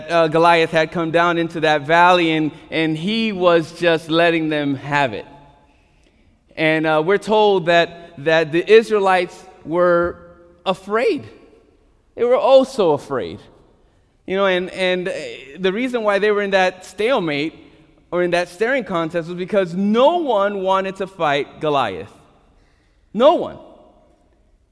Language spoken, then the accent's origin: English; New York, United States; as a New Yorker